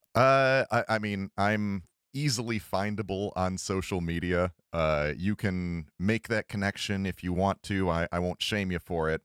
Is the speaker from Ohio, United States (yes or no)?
yes; Cleveland, Ohio, United States; I'm from Cleveland